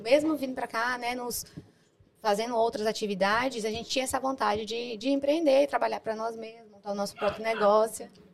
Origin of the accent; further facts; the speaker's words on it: Itabuna, Bahia, Brazil; moved away as an adult; now in London, United Kingdom; eu vim de Itabuna, uma cidade